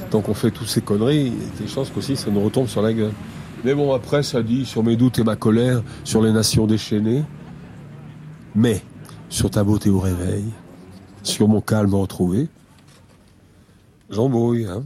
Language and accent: French; Toulouse, Occitania, France; je suis de Toulouse, et je sais que t'aimes bien Toulouse.